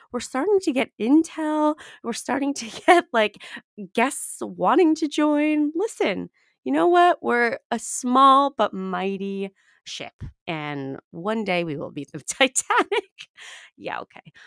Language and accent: English; New York, United States; I'm from New York